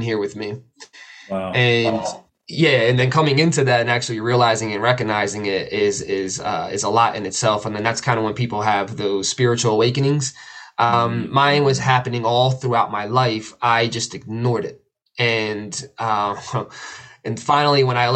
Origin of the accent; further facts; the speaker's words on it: outside of Philadelphia, Pennsylvania, United States; I grew up right outside of Philly, so it was a really rough area